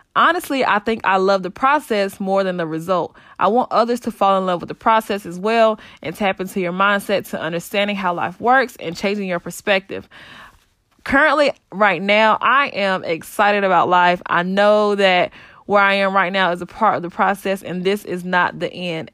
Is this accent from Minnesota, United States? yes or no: no; Saint Pauls, North Carolina, United States; I'm born and raised in North Carolina in a small town called Saint Paul's.